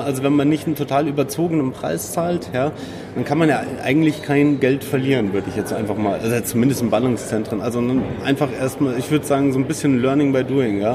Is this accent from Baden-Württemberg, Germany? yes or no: no; Munich, Bavaria, Germany; ich komme aus München, ich habe meine alte Wohnung